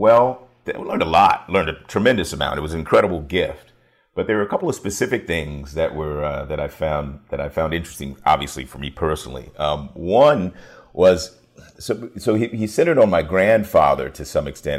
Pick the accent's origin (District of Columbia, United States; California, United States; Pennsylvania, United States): District of Columbia, United States; Washington; also born or lived in York County, Virginia; I grew up in Washington, D C.